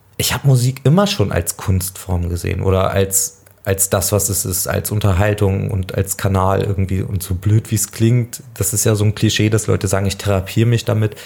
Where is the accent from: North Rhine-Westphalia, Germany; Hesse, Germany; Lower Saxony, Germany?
Lower Saxony, Germany; Nienburg; ich bin aufgewachsen in der Nähe von Hannover, in Nienburg an der Weser